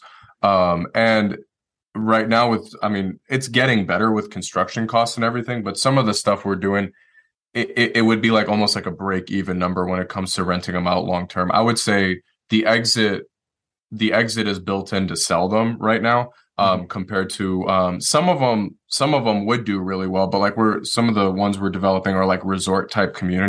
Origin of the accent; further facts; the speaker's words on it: Detroit, Michigan, United States; moved away as an adult; now in Asheville, United States; I'm originally from Detroit, Michigan. So I moved here the day I got out of the Marine Corps